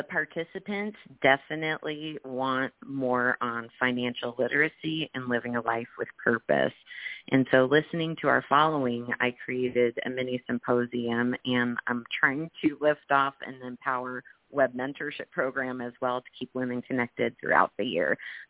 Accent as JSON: {"language": "English", "region": "California", "country": "United States", "said": "we're from Southern California, but we want to bring in an awareness and following to help all women"}